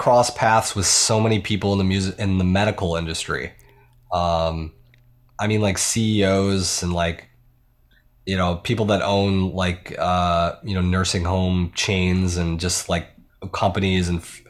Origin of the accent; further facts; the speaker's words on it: Buffalo, New York, United States; Like, upstate New York.